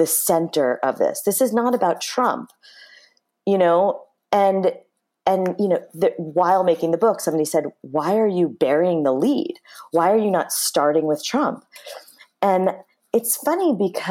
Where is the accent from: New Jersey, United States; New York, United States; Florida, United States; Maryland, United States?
New York, United States; Chappaqua; we grew up in Chappaqua